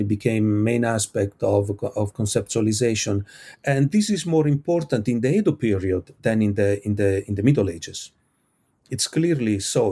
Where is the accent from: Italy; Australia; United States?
Italy; I come from Italy. We have beautiful beaches